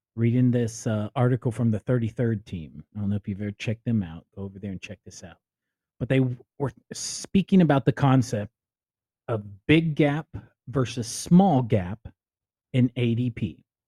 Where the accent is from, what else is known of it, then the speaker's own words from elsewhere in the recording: Indiana, United States; I am from Indiana. I'm a homer.